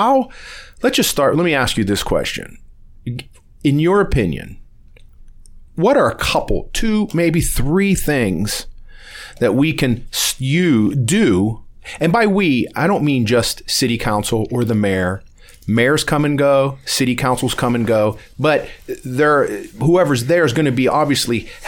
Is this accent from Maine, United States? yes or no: no; Warren, Ohio, United States; also born or lived in Columbus, Ohio; I'm really from Warren